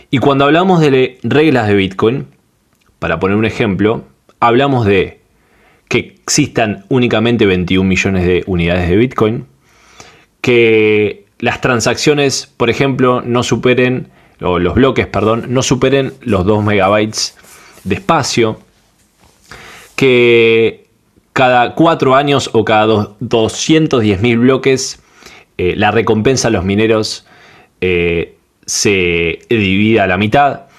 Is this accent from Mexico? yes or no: no; Argentina; soy de Argentina